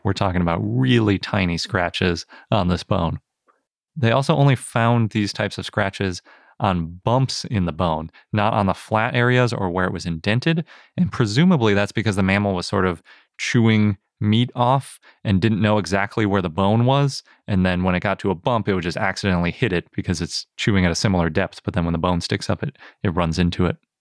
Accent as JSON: {"language": "English", "region": "Wisconsin", "country": "United States", "said": "I'm from Wisconsin, and sometimes we make the A's a little bit that way"}